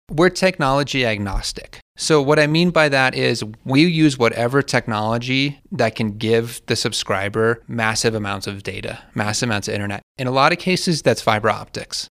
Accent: Alamosa, Colorado, United States; I'm a Alamosa native, went to Alamosa High School

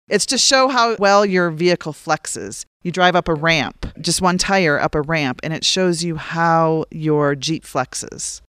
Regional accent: Minnesota, North Dakota, Upper Midwest, United States; moved away as an adult; also born or lived in Charleston, South Carolina / Washington DC area; now in San Luis Valley, United States; I grew up in Minnesota, North Dakota.

